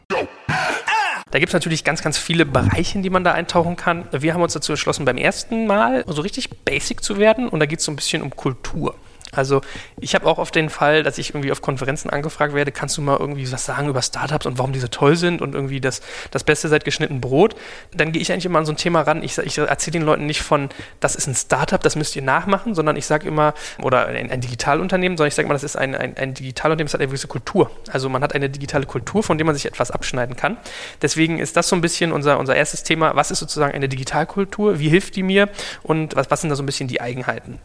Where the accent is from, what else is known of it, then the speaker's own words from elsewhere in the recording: Germany; als Deutscher